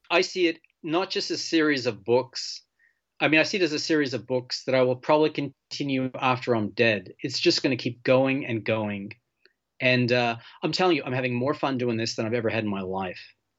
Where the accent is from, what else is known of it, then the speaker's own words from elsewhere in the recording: Malta; moved away; also born or lived in Portland / Southern California; I'm from Malta. I was born there, and, and my whole family's from Malta